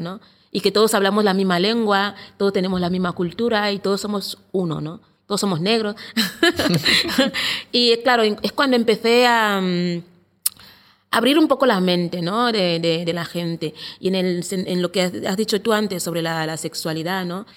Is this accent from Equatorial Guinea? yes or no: yes; Equatorial Guinea; now in Barcelona, Spain; de Guinea Ecuatorial. Eh, llevo en España más o menos 12 años